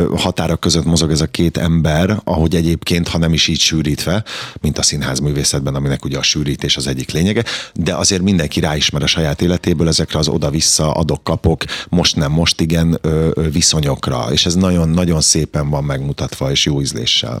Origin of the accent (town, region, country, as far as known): Kaposvár, Somogy, Hungary; born or raised there